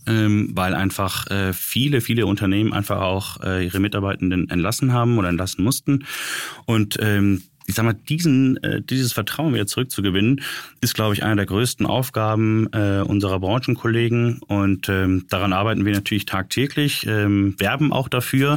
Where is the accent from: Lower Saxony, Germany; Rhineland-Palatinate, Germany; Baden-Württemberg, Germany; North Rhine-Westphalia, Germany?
North Rhine-Westphalia, Germany; Düsseldorf; für uns als gebürtige Düsseldorfer